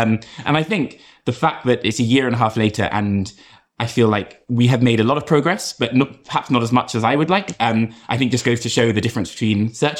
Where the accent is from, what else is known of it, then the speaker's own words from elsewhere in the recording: London, United Kingdom; moved away as an adult; also born or lived in Boston, United States; from London originally.